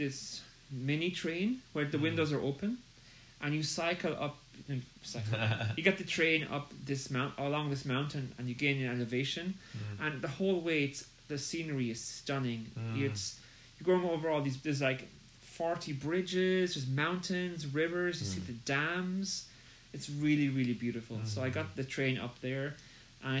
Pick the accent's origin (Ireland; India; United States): Ireland; I'm from Ireland